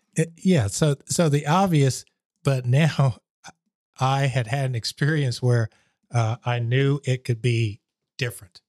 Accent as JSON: {"language": "English", "town": "Columbus", "region": "Georgia", "country": "United States", "tie": "born or raised there", "also_born_or_lived": "Germany", "moved": "yes", "said": "I was at Marshall Junior High School, which is, uh, in Columbus, Georgia"}